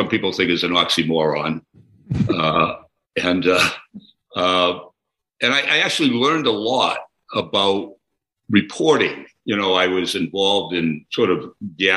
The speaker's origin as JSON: {"language": "English", "town": "Melrose", "region": "Massachusetts", "country": "United States", "tie": "born or raised there", "said": "I was like the first person in Melrose, Massachusetts to read the paper"}